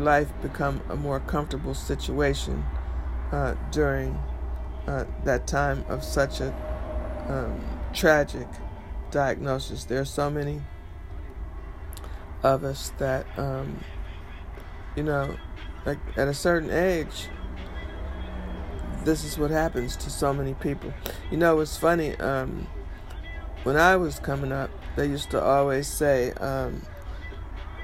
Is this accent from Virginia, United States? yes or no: no; Detroit, Michigan, United States; his Detroit studio, known as Hitsville, USA, my hometown.